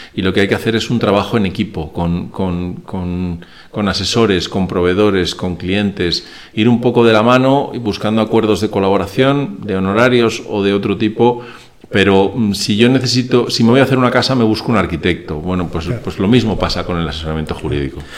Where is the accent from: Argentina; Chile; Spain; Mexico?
Spain; also born or lived in Venezuela; yo soy mitad español y mitad venezolano